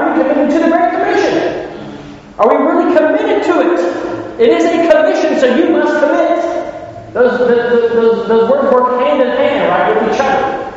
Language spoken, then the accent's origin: English; Ohio, United States; I'm from Ohio